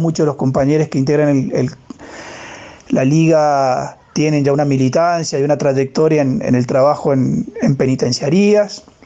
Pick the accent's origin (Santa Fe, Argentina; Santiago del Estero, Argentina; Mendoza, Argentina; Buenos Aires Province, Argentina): Mendoza, Argentina; soy eh, de Mendoza